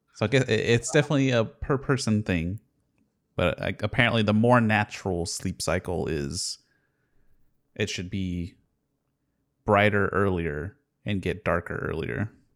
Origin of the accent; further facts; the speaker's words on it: Houston, Texas, United States; I grew up in Houston, so there was a radio station called ninety four point five The Buzz